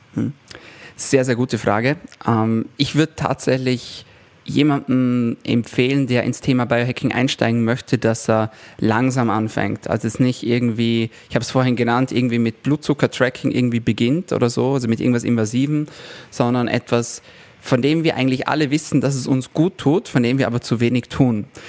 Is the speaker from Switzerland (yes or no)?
no; Austria; bei uns in Österreich